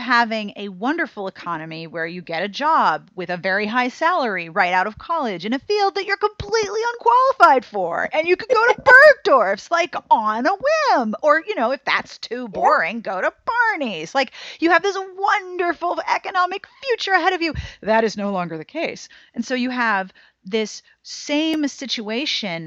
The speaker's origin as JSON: {"language": "English", "country": "United States", "said": "as an American consumer"}